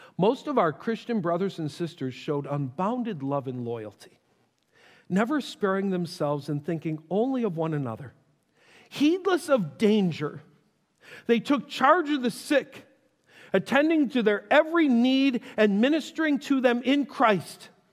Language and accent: English; Buffalo, New York, United States; I grew up in Buffalo